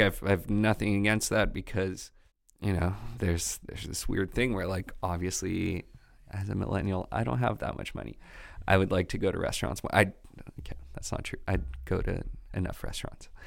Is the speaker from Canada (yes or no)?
yes; Quebec, Canada; accent: Quebecois; my Quebecois accent